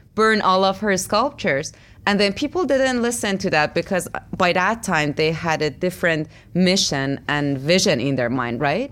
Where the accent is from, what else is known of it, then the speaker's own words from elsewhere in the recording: Iran; moved away; I grew up in Iran, which, like, um, my everyday life was a fight as a woman there